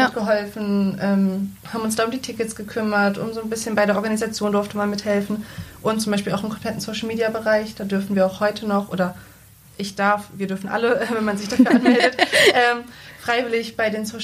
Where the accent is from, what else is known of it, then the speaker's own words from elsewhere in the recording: Salzgitter, Lower Saxony, Germany; also born or lived in Braunschweig; ich komme aus Salzgitter, ähm, hab, bin in Braunschweig geboren, habe da ein paar Jahre gelebt, aber da war ich doch noch sehr, sehr klein. Dann sind wir sehr, sehr schnell nach Salzgitter gezogen.